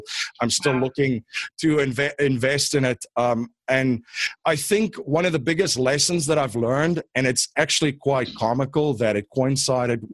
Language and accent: English; Stellenbosch, Western Cape, South Africa; moved away as an adult; now in United States; I'm actually originally from South Africa. I grew up in a town called Stellenbosch, about 45 minutes outside of Cape Town